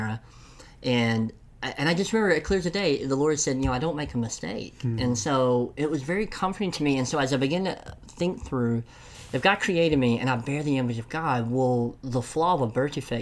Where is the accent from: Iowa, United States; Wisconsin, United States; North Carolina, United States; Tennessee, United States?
Tennessee, United States; I'm from Tennessee, so enunciation isn't always good